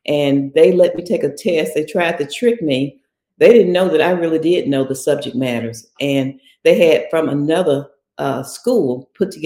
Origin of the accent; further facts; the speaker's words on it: Olive Branch, Mississippi, United States; moved away; I was born in Mississippi. In fact, I'm in my hometown.